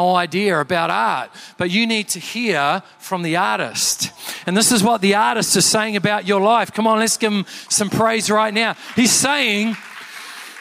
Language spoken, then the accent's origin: English; Canterbury, New Zealand; I'm from Canterbury